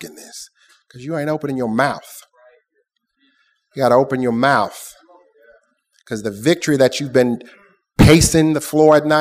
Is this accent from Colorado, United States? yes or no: no; Lafayette, Louisiana, United States; Born and raised in North Lafayette.